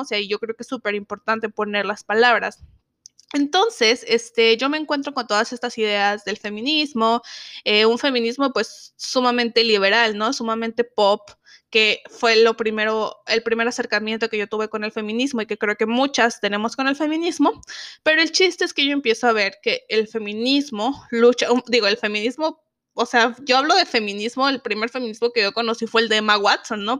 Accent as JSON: {"language": "Spanish", "region": "Zacatecas", "country": "Mexico", "said": "yo soy de Zacatecas"}